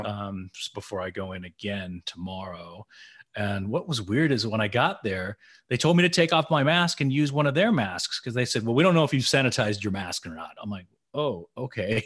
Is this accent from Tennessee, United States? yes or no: yes; Tennessee, United States; I'm from Tennessee